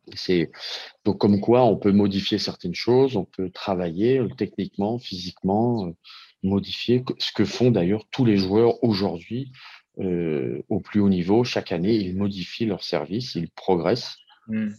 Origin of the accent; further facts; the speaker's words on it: France; chez nous en France